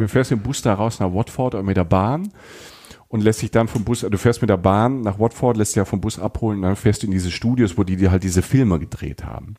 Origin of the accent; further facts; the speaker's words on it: Germany; als Deutscher